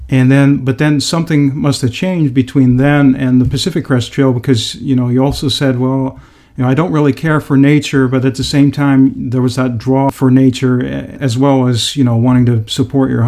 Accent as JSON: {"language": "English", "country": "Netherlands", "second_language": "English", "said": "I had the same experience when I came from the Netherlands, which is an extremely dense, highly populated country as well."}